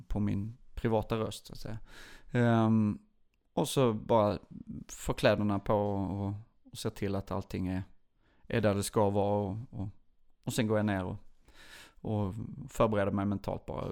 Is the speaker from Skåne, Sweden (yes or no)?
yes; Lund, Skåne, Sweden; also born or lived in Burlöv / Åkarp / United States; jag är från Lund